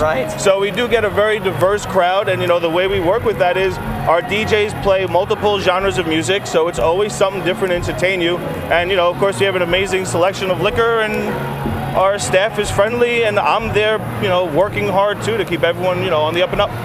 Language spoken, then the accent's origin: English; New York, United States; now in Las Vegas, United States; originally from New York